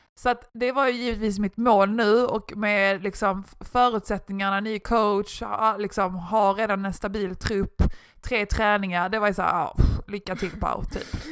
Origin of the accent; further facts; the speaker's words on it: Malmö, Skåne, Sweden; moved away; jag är ju från Malmö